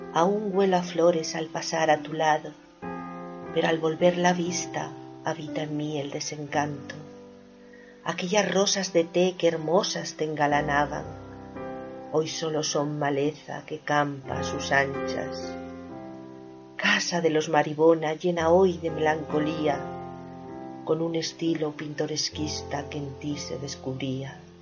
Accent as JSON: {"language": "Spanish", "town": "Avilés", "region": "Asturias", "country": "Spain", "tie": "born or raised there", "moved": "yes", "said": "allí en la zona de donde yo vivía, en Avilés, donde yo nací, hay muchas casas indianas"}